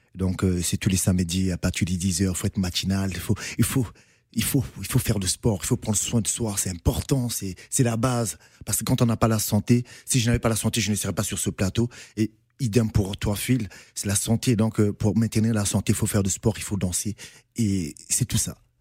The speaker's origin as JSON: {"language": "French", "country": "Republic of the Congo", "said": "en tant que Congolais, on a la rumba qui est là déjà de la base"}